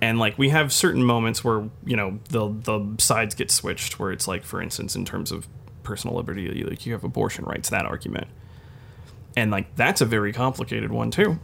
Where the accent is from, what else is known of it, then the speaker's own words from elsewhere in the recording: United States; as an American